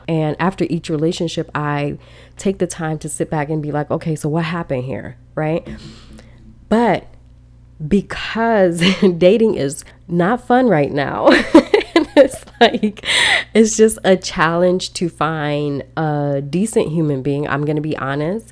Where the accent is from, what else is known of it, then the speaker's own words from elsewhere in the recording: Chicago, Illinois, United States; growing up in Chicago, we are freezing